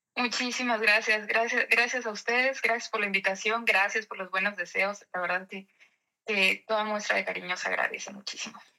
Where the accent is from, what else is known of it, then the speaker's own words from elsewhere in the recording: Mexico; now in Netherlands; en este tiempo en, en México aproveché también para, para, abrir una panadería ya con la familia. La, la panadería en, mi pueblo la está llevando mi mamá.